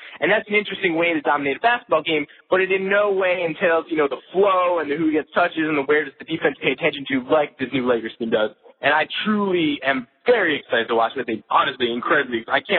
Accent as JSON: {"language": "English", "town": "New York City", "region": "New York", "country": "United States", "said": "I'm a New Yorker"}